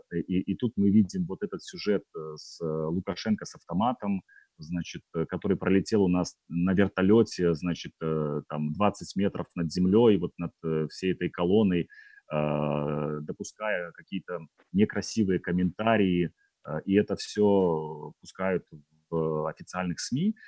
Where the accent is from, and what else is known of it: Belarus